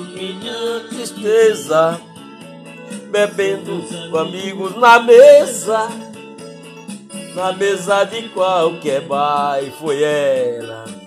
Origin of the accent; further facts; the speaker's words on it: Paulo Afonso, Bahia, Brazil; also born or lived in Ceará; now in Jequié, Brazil; E na realidade sou de Paulo Afonso na Bahia, mas moro em Quié, na Bahia